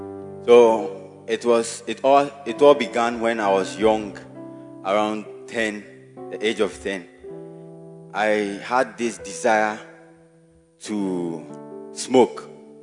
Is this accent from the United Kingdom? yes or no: no; Ketase, Ghana; I'm from Ketase constituency, and I'm a Bacenta leader by the grace of God.